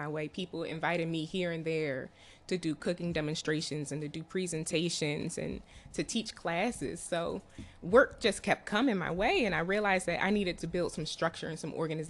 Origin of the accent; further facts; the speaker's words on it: Prince George's County, Maryland, United States; also born or lived in Baltimore, Maryland; So I'm from Maryland. I'm from PG County. I grew up in PG County